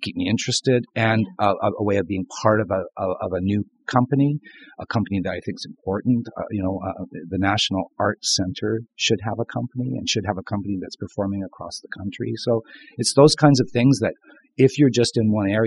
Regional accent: St. Thomas, Ontario, Canada; I grew up in St. Thomas, Ontario

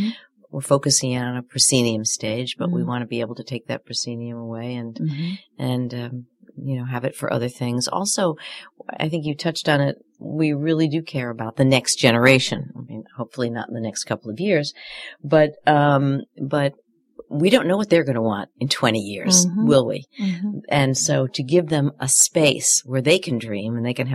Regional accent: New York City, New York, United States; now in Chicago, United States; I grew up in New York City

